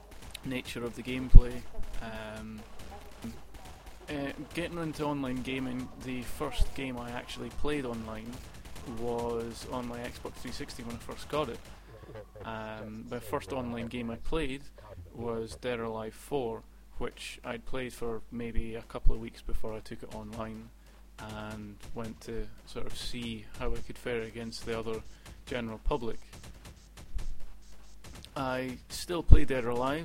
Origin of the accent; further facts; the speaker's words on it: Edinburgh, Scotland, United Kingdom; I'm born and bred in Edinburgh